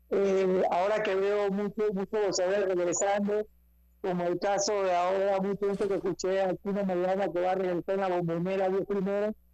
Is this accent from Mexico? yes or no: no; Panama; vamos a pelear en, la, en, el país de Panamá, contento porque voy a pelear en mi país.